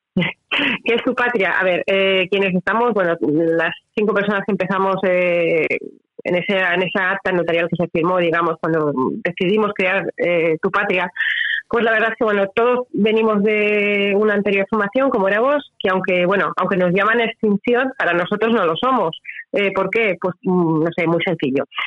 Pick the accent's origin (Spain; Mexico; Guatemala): Spain; Alicante, Valencian Community; now in Altea, Spain; yo vivo realmente en Altea, soy de Alicante